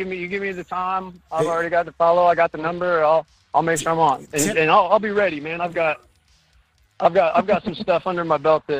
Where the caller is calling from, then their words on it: Indiana, United States; I'm in Indiana.